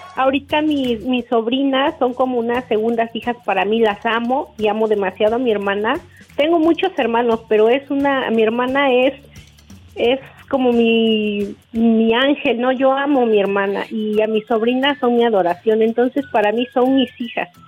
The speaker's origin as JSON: {"language": "Spanish", "town": "Tehuacán", "region": "Puebla", "country": "Mexico", "said": "de Tehuacán"}